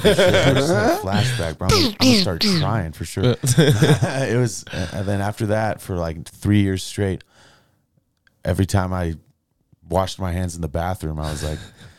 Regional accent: Aurora, Colorado, United States; Yeah, I'm from Aurora.

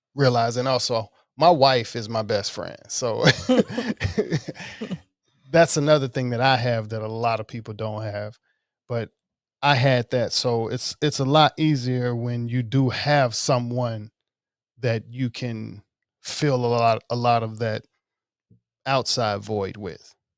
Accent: Mississippi, United States; moved away; I'm from Mississippi. um, most of my family is there

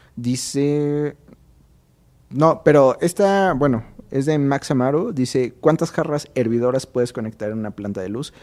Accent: Mexico; así somos los mexicanos

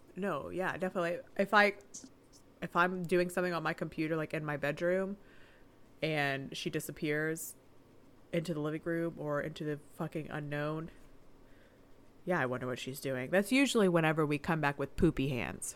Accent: the South, United States; We're from the South.

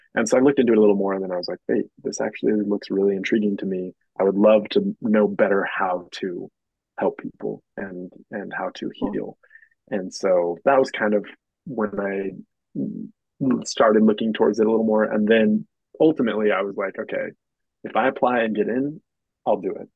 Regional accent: Moab, Utah, United States; I grew up in Moab, born raised on the river here in Moab.

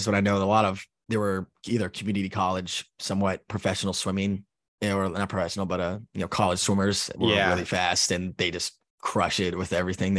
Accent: Los Angeles, California, United States; also born or lived in Japan / Key West; I'm originally from Los Angeles, California. I've been in the Navy for going on 8 years now. And I was in Japan first

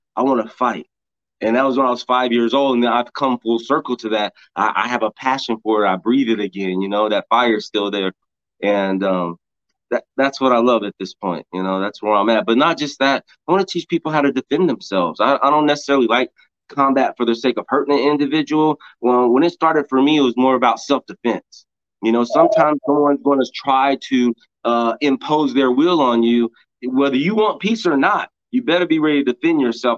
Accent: Oklahoma, United States; I'm born and raised in Oklahoma, but I traveled across the country a lot.

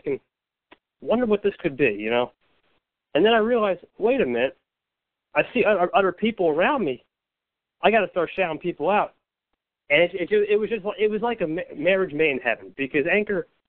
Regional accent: New Jersey, United States; I'm 18 years old. I'm from New Jersey.

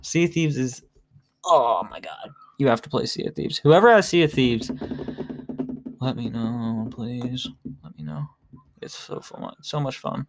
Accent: Arizona, United States; now in Ohio, United States; I was born in Arizona

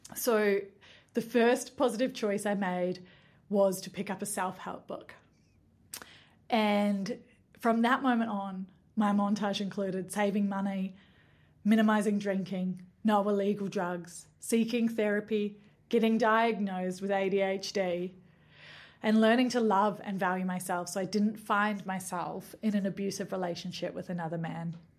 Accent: Nimbin, New South Wales, Australia; now in New Zealand; But in Nimbin, where I grew up

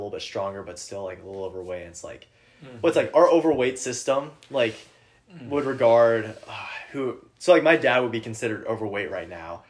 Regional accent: Peoria, Illinois, United States; it used to be my hometown, Peoria, Illinois

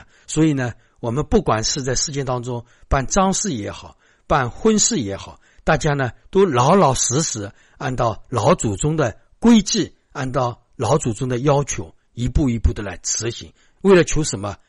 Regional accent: China; 所以我们中国人的礼是很多。

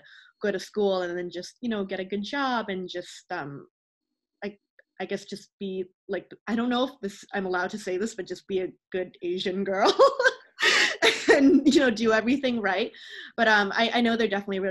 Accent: Burnaby, British Columbia, Canada; So I grew up in Greater Vancouver. I've been here, lived here all my life. I grew up in the burbs though, so in Burnaby

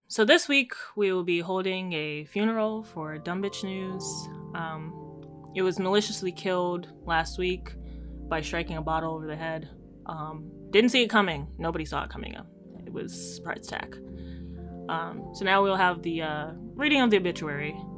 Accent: Jamaica; as a Jamaican

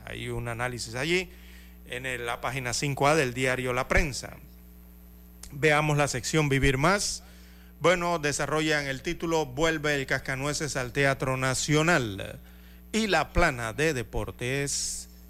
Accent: Panama; nosotros, los panameños

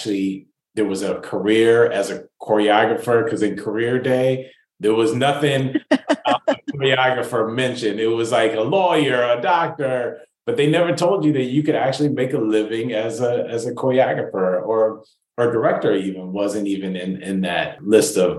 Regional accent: Rancho Cucamonga, California, United States; I was raised in Rancho Cucamonga

